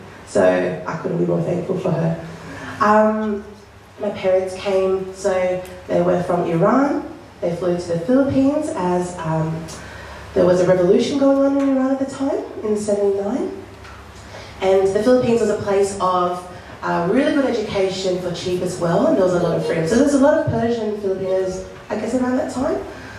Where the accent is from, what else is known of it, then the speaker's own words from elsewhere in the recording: Australia; So I'm so grateful. I love being an Aussie.